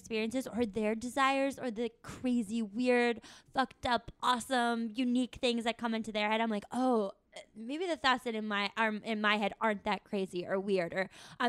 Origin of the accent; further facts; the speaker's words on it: Tucson, Arizona, United States; I went to the University of Arizona. I'm from Tucson, Arizona.